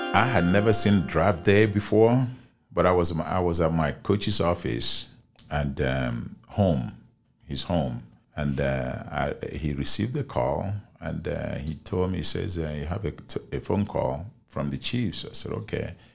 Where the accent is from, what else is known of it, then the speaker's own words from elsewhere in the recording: Nigeria; moved away as an adult; now in United States; my hometown in Nigeria